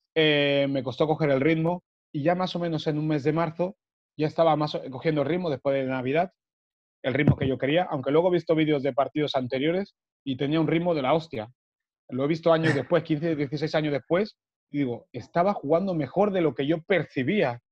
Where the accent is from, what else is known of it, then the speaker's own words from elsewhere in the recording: Barcelona, Catalonia, Spain; also born or lived in Africa; nos vinimos yo y mis dos hermanos, mi hermano y mi hermana, a Barcelona a vivir. y ahí es cuando empezó el tema de tocar el fútbol de cerca, porque antes de los nueve años